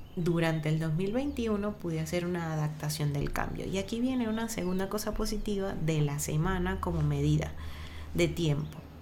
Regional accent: Venezuela; moved away; como venezolanos

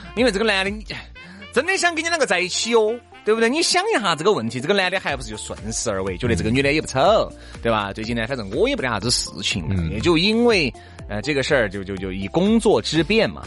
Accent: China; 我们中国人

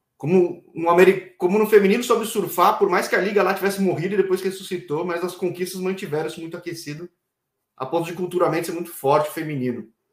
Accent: São Paulo, Brazil; Eu sou de São Paulo

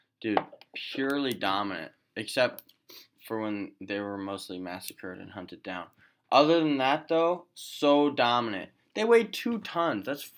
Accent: Kansas, United States; I'm from Kansas

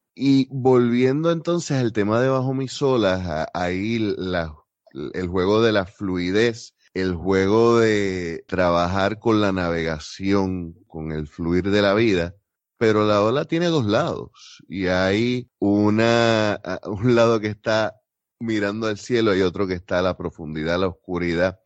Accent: Puerto Rico

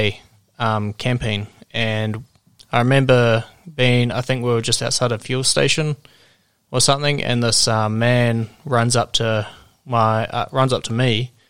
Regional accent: New Zealand; I am a Kiwi from New Zealand

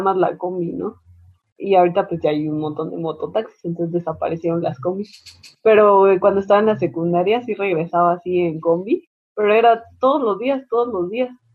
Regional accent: Mexico; Nosotros como buenas mexicanas

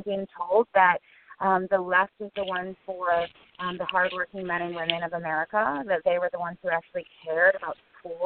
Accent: Illinois, United States; my whole life growing up in Illinois

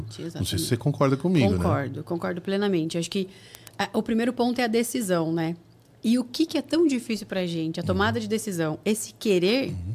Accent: Paraná, Brazil; now in São Paulo, Brazil; Porque quando eu vim do Paraná para São Paulo para trabalhar, eu tive medo.

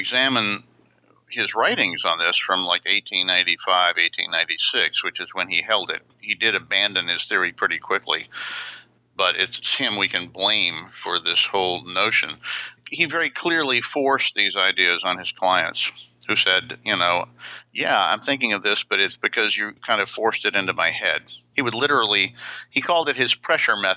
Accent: Atlanta, Georgia, United States; I grew up in Atlanta, Georgia.

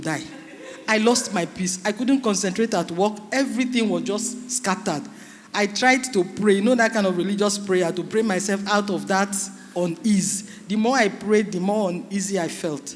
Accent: Delta, Nigeria; I'm from Delta, I'm Urobo

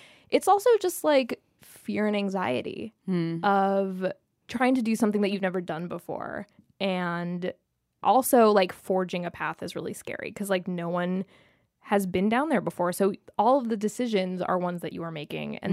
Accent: Chicago, Illinois, United States; I grew up in Chicago.

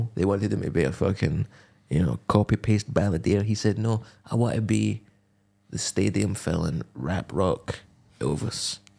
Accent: Knutsford, North West England, United Kingdom; but I'm from Knutsford, which is a wee town

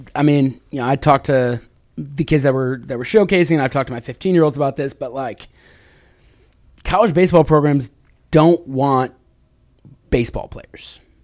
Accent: Chicago, Illinois, United States; now in Washington, United States; me growing up in the Chicago area

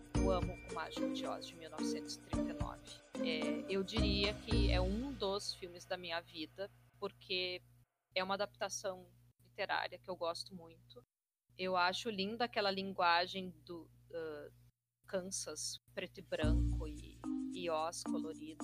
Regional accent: Porto Alegre, Rio Grande do Sul, Brazil; eu sou de Porto Alegre

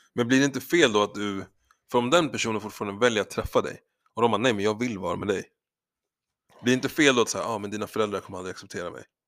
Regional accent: Sweden; jag är svensk

